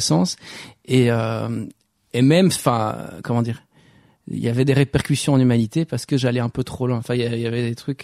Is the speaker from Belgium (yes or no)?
yes; Walloon Brabant, Wallonia, Belgium; also born or lived in Roubaix, France; j'ai passé toute ma mon enfance en Belgique dans le dans le Brabant wallon